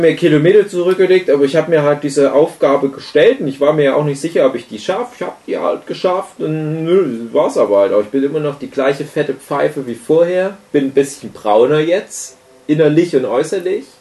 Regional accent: Griesbach, Saxony, Germany; moved away; in meiner Heimat Griesbach im Erzgebirge, Teil der Gemeinde Träbach

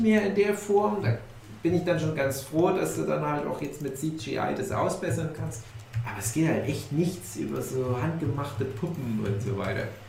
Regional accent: East Germany, Germany; ich ein Kind des Ostens bin

